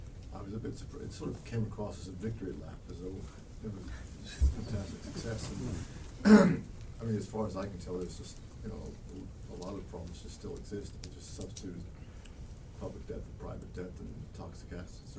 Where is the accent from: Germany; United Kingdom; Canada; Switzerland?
Switzerland; I'm from Switzerland